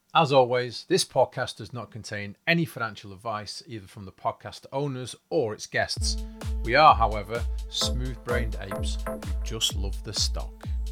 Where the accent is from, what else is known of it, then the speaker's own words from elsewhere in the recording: Manchester, North West England, United Kingdom; we're from East Manchester